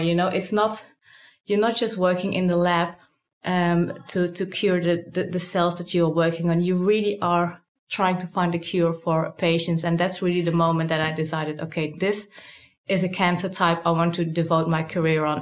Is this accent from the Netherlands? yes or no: yes; Netherlands; moved away as an adult; now in Sydney, Australia; I'm originally from the Netherlands, but I was really recruited here